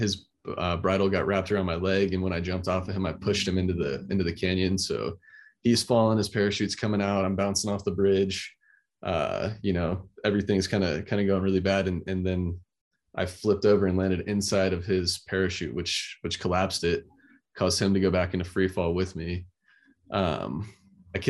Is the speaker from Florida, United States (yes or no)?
yes; Florida, United States; growing up in Florida